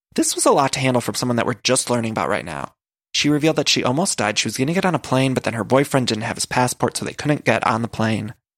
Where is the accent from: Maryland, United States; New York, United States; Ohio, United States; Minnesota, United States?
Ohio, United States; Solon; when I was growing up in Ohio, in high school